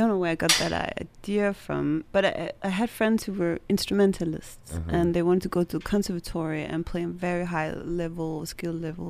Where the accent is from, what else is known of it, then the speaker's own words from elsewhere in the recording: Copenhagen, Capital Region of Denmark, Denmark; So I am from Denmark, and I grew up in Copenhagen, a little bit north of Copenhagen.